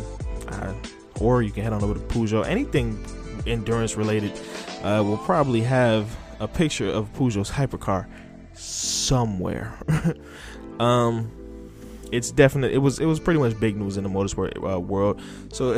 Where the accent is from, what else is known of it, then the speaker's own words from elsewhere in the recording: United States; I am American